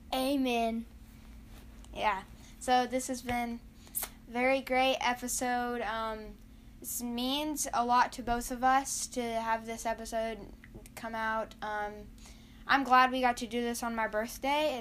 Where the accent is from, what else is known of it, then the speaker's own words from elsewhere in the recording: Fort Worth, Texas, United States; We're from Fort Worth